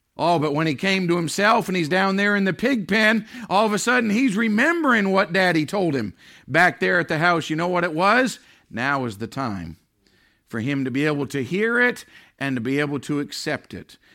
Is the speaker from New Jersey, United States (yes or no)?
no; Maine, United States; now in New Hampshire, United States; We don't have it here in New Hampshire, but growing up in Maine